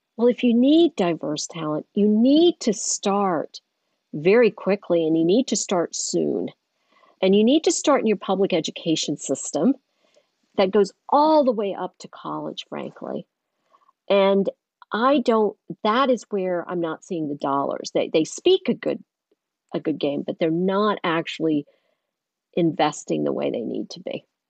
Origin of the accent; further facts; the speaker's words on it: Eastern North Carolina, United States; growing up in Eastern North Carolina